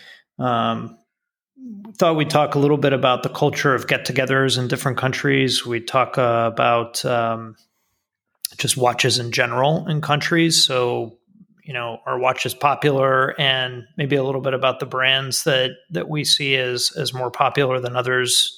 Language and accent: English; United States; as an American